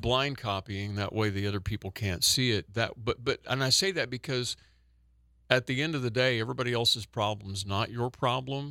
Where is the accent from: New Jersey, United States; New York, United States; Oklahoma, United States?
Oklahoma, United States; I'm from Oklahoma